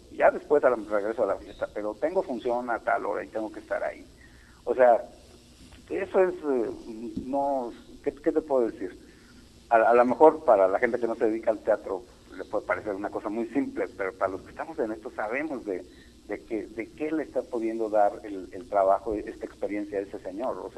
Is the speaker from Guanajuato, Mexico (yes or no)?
yes; Guanajuato, Mexico; now in Mexico City, Mexico; yo soy de Guanajuato, pero vivo en el DF